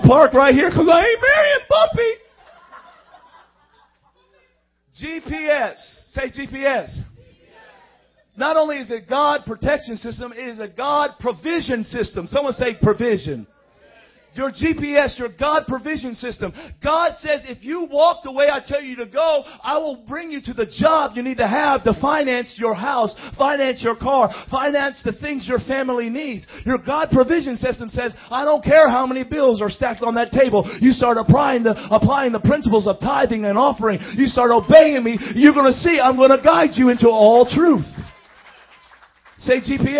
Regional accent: Miami, Florida, United States; I come from Miami

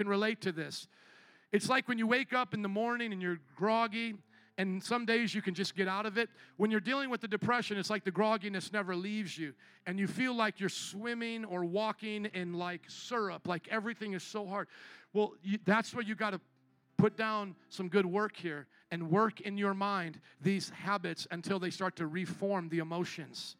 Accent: Indiana, United States; moved away as an adult; also born or lived in New Orleans; I was from the Midwest, Indiana.

